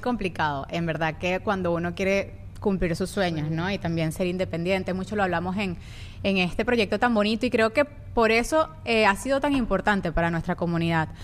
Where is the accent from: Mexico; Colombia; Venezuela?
Venezuela; moved away; somos de Venezuela